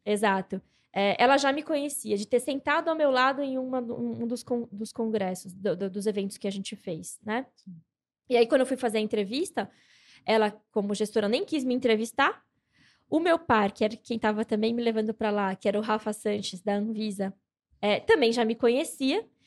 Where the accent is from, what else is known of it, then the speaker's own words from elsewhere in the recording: São Paulo, Brazil; eu sou nascida e criada em São Paulo, Zona Norte, muita treta, tretíssima